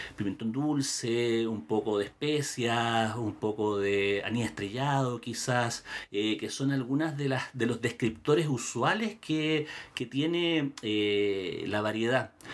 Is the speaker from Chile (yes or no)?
yes; Chile